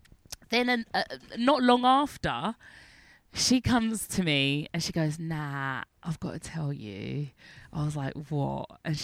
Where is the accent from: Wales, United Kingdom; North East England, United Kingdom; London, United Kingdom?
London, United Kingdom; moved away as an adult; We're from North London.